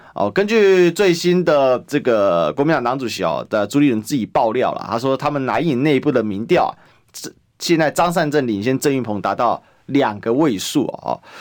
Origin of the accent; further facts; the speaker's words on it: Kaohsiung, Taiwan; now in Taipei, Taiwan; 我的老家是高雄嘛